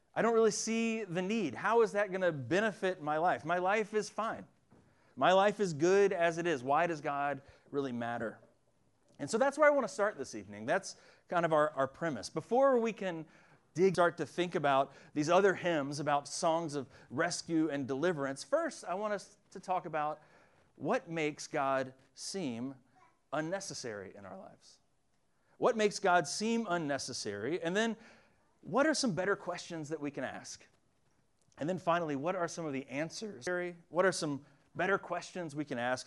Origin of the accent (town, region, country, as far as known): Winston-Salem, North Carolina, United States; born or raised there